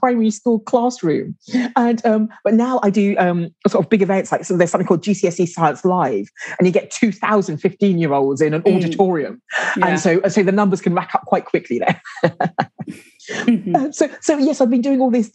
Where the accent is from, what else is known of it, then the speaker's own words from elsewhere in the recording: London, United Kingdom; now in Guildford, United Kingdom; I grew up in London